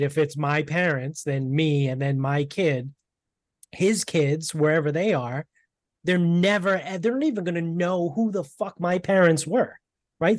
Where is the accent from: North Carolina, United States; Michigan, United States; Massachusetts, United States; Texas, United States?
Massachusetts, United States; Medford; also born or lived in South Shore, Massachusetts; now in North Attleboro, United States; I grew up in Medford, right? That's where my family's from.